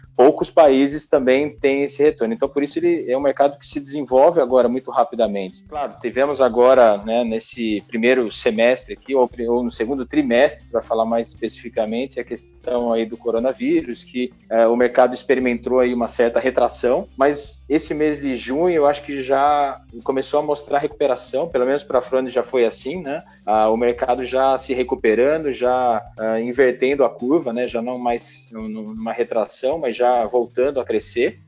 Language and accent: Portuguese; Jundiaí, São Paulo, Brazil; moved away as an adult; also born or lived in Campinas; Eu nasci em Jundiaí, é, onde eu, na, eu, estou morando novamente